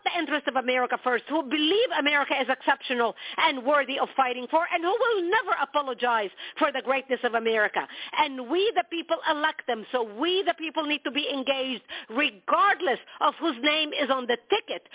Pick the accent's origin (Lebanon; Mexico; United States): Lebanon; moved away; I was born and raised in Lebanon